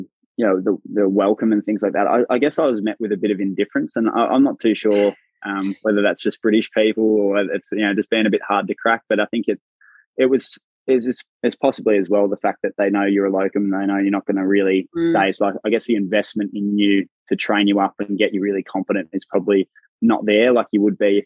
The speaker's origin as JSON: {"language": "English", "country": "Australia", "accent": "Australian", "moved": "yes", "said": "my accent is quite funny to people. So my workmates have been calling me Australia because I obviously stand out."}